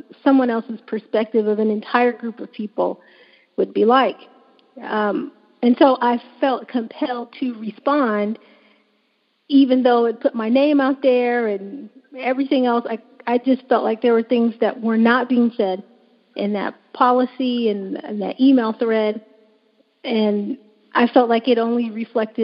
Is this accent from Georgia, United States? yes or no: yes; Atlanta, Georgia, United States; moved away as an adult; also born or lived in West Coast / California; I was raised in Atlanta, but did all of my training on the West Coast